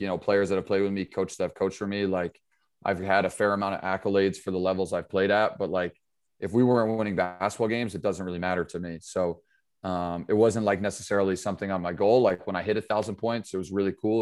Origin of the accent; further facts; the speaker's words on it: Pine Plains, New York, United States; also born or lived in Sharon, Connecticut; I grew up in, uh, Pine Plains, New York.